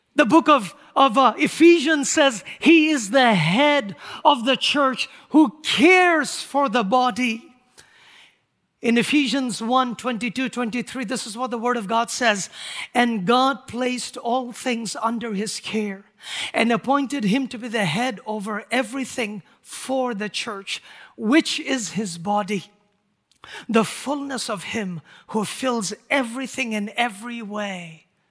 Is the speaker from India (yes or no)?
yes; Nagaland, India; moved away as an adult; I was born and raised in India the first, uh, twenty years of my life. Our people were called Nagas